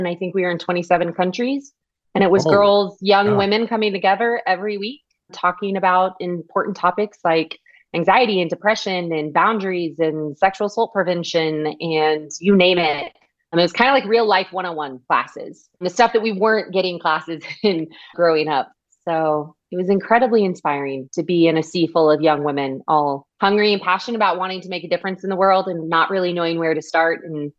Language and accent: English; Austin, Texas, United States; I grew up in Austin, Texas.